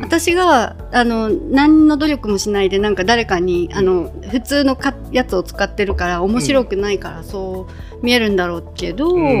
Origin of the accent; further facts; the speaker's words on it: Akita, Japan; now in Ishigaki, Japan; 私が秋田出身